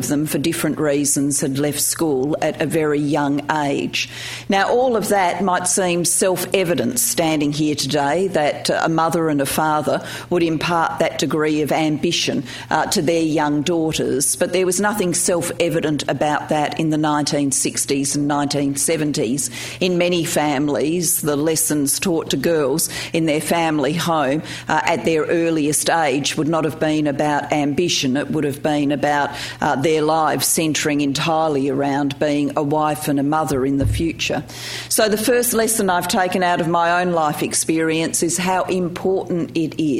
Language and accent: English; Australia; also born or lived in Wales; I was born in Wales and was a migrant to Australia in 1966. I was 4 years old